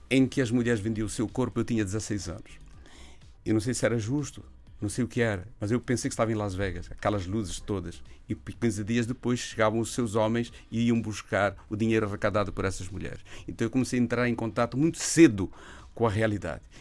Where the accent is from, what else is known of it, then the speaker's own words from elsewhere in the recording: Brazil; moved away; Eu vim de lá do Brasil com a lesão